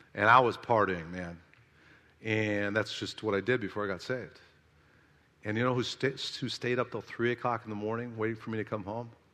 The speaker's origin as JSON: {"language": "English", "region": "South Carolina", "country": "United States", "said": "I'm from South Kakalaki"}